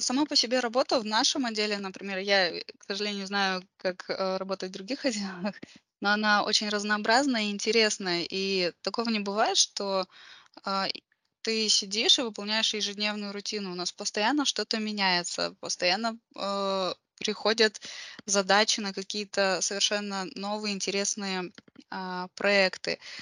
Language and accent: Russian; Karaganda, Karaganda Region, Kazakhstan; я родом из Караганды. А, вот, э, да, я родилась здесь и, в принципе, нигде больше не жила длительное время